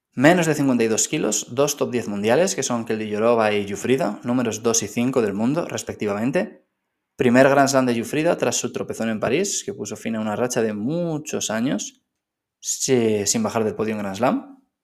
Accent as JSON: {"language": "Spanish", "country": "Spain", "said": "siendo español"}